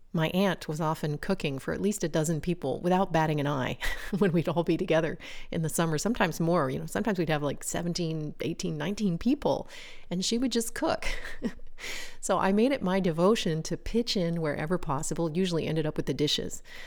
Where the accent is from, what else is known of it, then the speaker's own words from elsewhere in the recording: United States; moved away as an adult; now in France; branded me in some eyes as typically American